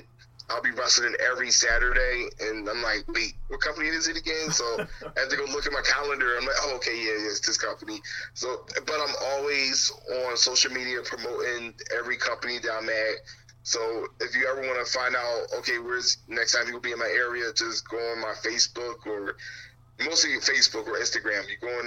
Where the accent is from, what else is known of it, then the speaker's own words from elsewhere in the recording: Philadelphia, Pennsylvania, United States; back in Philadelphia, in my hometown